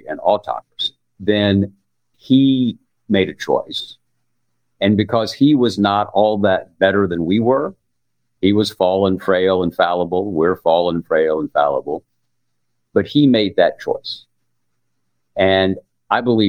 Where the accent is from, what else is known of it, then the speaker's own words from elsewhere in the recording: the American South, United States; I'm a Southerner